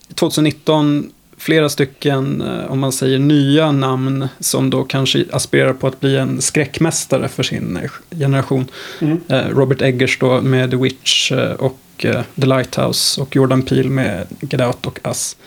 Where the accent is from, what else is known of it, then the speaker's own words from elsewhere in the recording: Sweden; som svensk